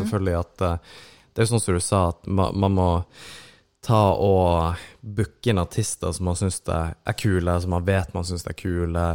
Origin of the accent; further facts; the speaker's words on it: Kristiansand, Agder, Norway; now in Mo i Rana, Norway; jeg er fra Kristiansand